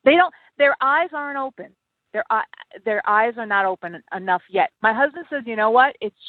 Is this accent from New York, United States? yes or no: yes; New York City, New York, United States; moved away as an adult; now in Minnesota, United States; I'm from New York.